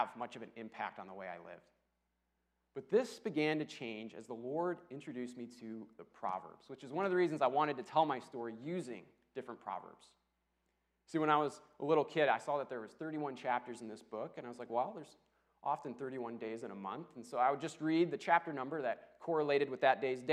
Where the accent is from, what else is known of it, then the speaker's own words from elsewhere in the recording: Rockford, Illinois, United States; moved away as an adult; also born or lived in Dallas; I grew up in Rockford, and it has a bit of a rough reputation